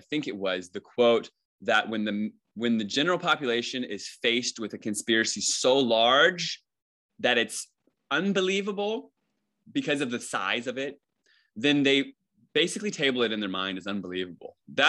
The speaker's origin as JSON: {"language": "English", "region": "Virginia", "country": "United States", "said": "I've had like 40 jobs and I moved like 30 times and I'm from Virginia and I'm on the West Coast"}